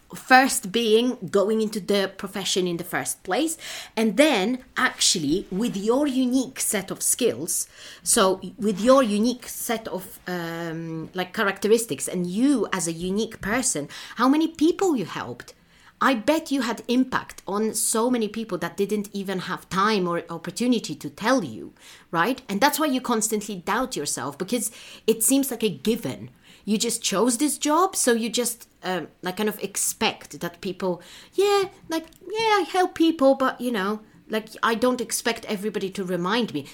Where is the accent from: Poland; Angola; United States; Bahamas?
Poland; moved away; in my home country, in Poland